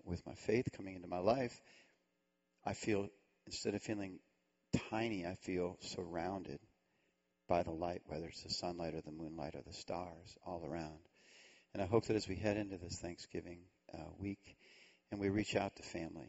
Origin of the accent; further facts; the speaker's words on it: Cleveland, Ohio, United States; I grew up in Cleveland